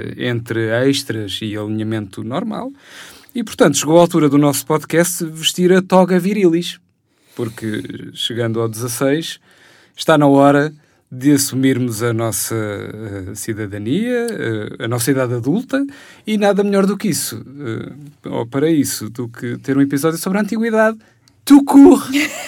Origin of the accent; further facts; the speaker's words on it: Lisbon, Portugal; eu cresci em Benfica, na zona do cemitério